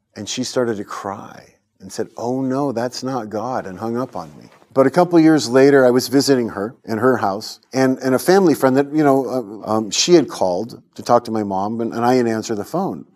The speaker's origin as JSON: {"language": "English", "region": "California", "country": "United States", "tie": "born or raised there", "said": "I was born in California and um, I grew up, went to Christian school"}